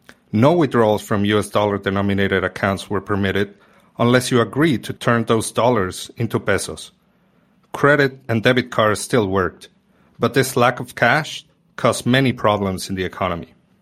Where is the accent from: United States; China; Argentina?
Argentina; moved away; Just 6 months after having moved back to my home country, the government instituted new capital controls.